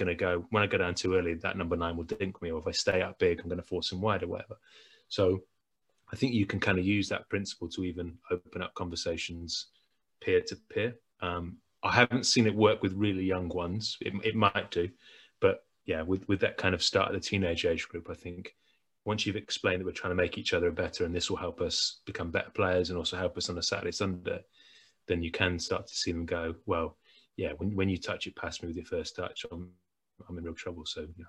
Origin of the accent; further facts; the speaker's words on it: England, United Kingdom; But you and I'm English, you're Scottish, we play a game.